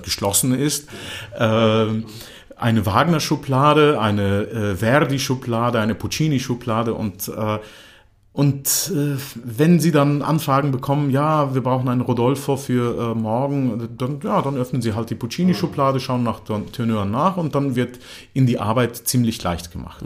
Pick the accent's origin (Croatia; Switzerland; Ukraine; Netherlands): Croatia; first language German; also born or lived in Germany; ich verstand zwar alles, was meine Eltern sprachen auf Kroatisch, aber ich konnte kein Kroatisch sprechen.